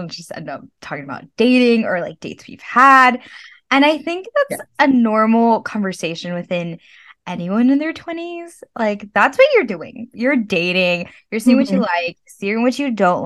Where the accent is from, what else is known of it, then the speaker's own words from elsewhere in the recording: Texas, United States; now in New York, United States; I grew up in Texas